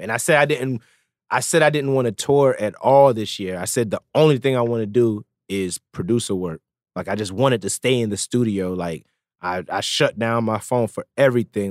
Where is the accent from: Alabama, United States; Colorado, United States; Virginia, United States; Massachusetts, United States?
Virginia, United States; Norfolk; also born or lived in Jamaica